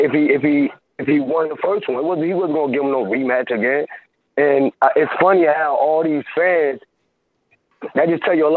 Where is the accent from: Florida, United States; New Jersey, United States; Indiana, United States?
New Jersey, United States; North; now in Scranton, United States; Calling from out of Scranton, PA, but I'm from North New Jersey